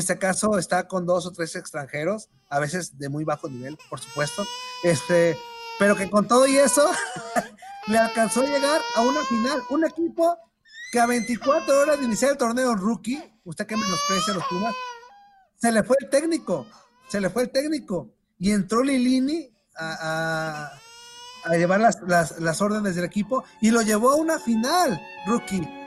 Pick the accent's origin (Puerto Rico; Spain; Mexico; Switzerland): Mexico; soy mexicano